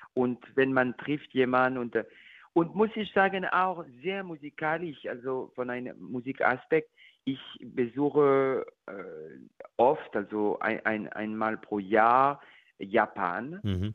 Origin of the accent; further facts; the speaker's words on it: France; German is a second language; moved away; ich bin natürlich französisch